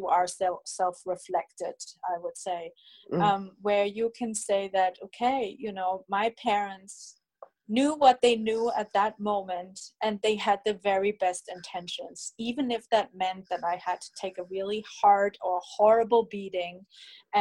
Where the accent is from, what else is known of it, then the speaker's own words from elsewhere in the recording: Germany; moved away; I'm originally from Germany